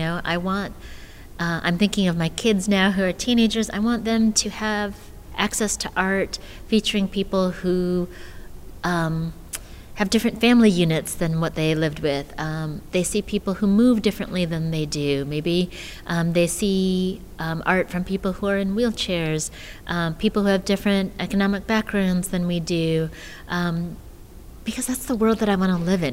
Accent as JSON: {"language": "English", "country": "United States", "tie": "born or raised there", "said": "I was born in the States"}